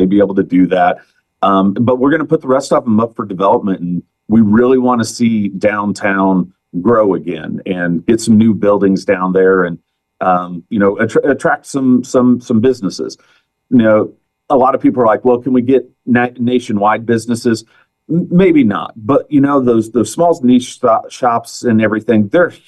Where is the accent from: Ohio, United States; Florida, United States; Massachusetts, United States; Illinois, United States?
Illinois, United States; Hoopeston; growing up in Hoopeston